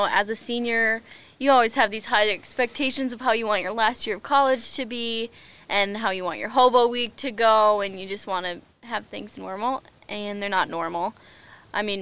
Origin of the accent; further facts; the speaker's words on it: a small town near Brookings, South Dakota, United States; I'm from a small town by Brookings